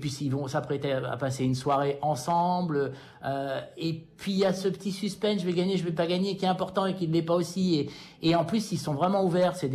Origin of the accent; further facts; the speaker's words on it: United States; French is a second language; now in France; Et moi, en tant qu'Américain et en tant qu'observateur du cinéma Hollywood, je jalouse ça